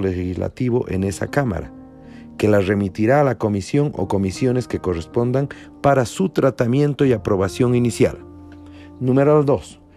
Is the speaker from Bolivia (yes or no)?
yes; Bolivia; como bolivianos